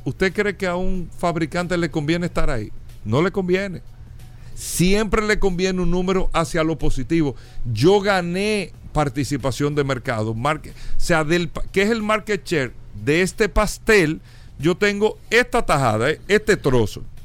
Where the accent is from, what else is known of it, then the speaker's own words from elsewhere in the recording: Dominican Republic; como países como República Dominicana, como el nuestro